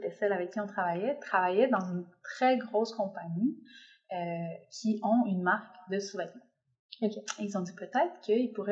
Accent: Quebec, Canada; moved away; also born or lived in Mexico; moi j'ai habité plusieurs années au Mexique donc j'ai quitté le Québec assez assez jeune puis j'ai fait ma vie un peu au Mexique ensuite j'ai découvert la Colombie

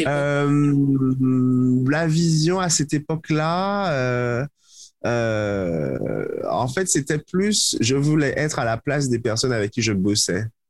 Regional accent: Martinique; je viens de la Martinique, parce que je viens de la Caraïbe

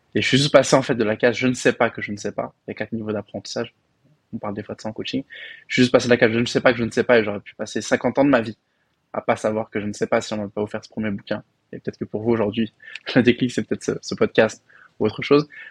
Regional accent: Paris, Île-de-France, France; moved away as an adult; also born or lived in Belgium; now in Dubai, United Arab Emirates; moi, j'ai grandi à Paris, dans le 19e arrondissement

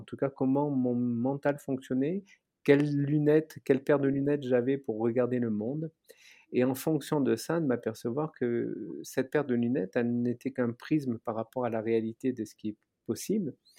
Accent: Aix-en-Provence, Provence-Alpes-Côte d'Azur, France; moved away; also born or lived in Paris; je suis originaire d'Aix-en-Provence

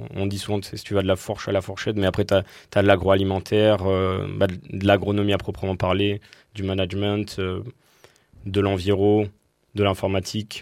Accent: southern Dordogne, Sarladais, Nouvelle-Aquitaine, France; je viens de Dordogne, le sud Dordogne, dans le Sarladé

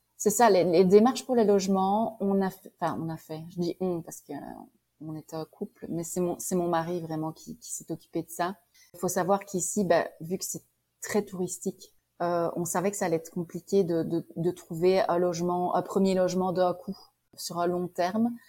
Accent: Liège, Wallonia, Belgium; accent: Belgian; moved away as an adult; also born or lived in Prince Edward Island, Canada; now in Kelowna, Canada; je suis née à Liège je restais à Liège

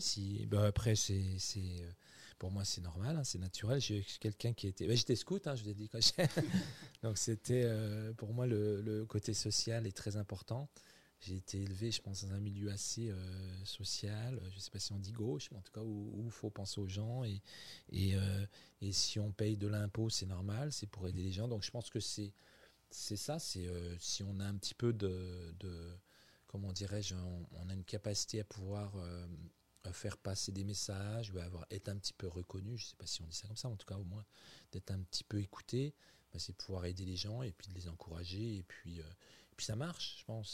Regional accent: France; also born or lived in Quebec; now in Montreal, Canada; nous, en tant que Français, quand on vient vivre au Québec

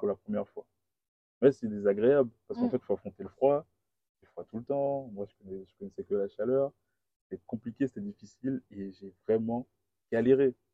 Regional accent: Guadeloupe; moved away as an adult; also born or lived in Paris; je viens de la Guadeloupe

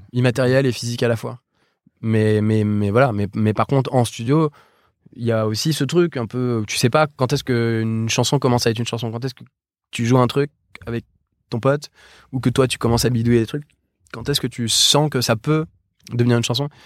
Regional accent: Paris, Île-de-France, France; on vient tous de Paris

